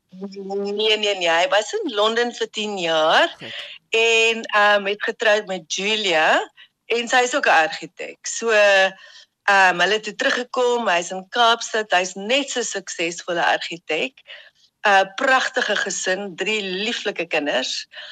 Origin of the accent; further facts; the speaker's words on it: Ladysmith, KwaZulu-Natal, South Africa; moved away; Jet, Karen en ek het in Ladysmith in KwaZulu-Natal groot geword